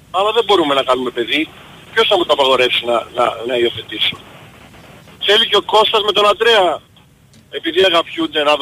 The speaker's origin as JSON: {"language": "Greek", "town": "Chicago", "region": "Illinois", "country": "United States", "said": "επειδή {S10} είμαι από το Σικάγο, στην Αμερική τα ομόφυλα πατρε, ε, ζευγάρια παντρεύονται"}